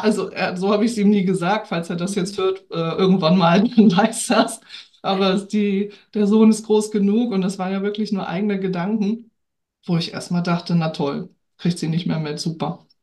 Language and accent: German; Hamburg, Germany; also born or lived in Lübeck; now in Norderstedt, Germany; Ich lebe und wohne in Norderstedt, geboren in Lübeck, in Hamburg aufgewachsen, also so ein kleines Dreiecks-Nordkind.